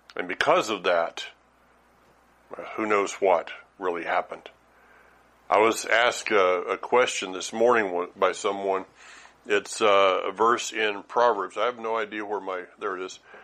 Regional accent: Franklin, North Carolina, United States; Franklin, North Carolina

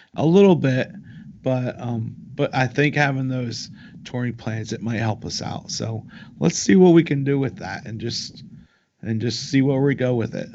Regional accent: Raleigh, North Carolina, United States; we're from Raleigh

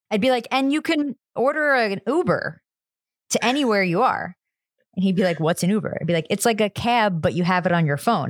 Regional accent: New Jersey, United States; I'm also from New Jersey, the diner capital of the world

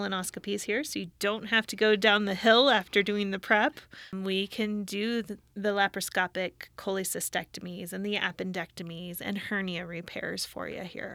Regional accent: Colorado Springs, Colorado, United States; also born or lived in Estes Park, Colorado / California; I'm a Colorado native. I was born in the Springs, and so this is home

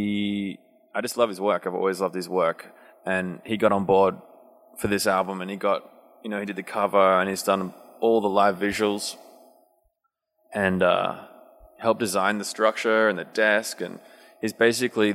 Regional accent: Sydney, New South Wales, Australia; I'm from Sydney

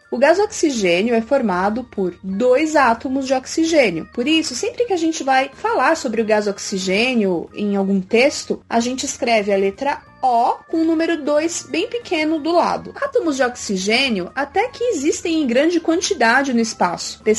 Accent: São Paulo, Brazil; eu tenho sete anos, sou de São Paulo.

